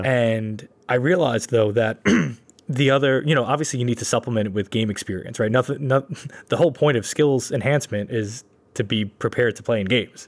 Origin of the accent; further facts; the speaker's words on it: New York City, New York, United States; growing up in Brooklyn, that was, we didn't have gyms, really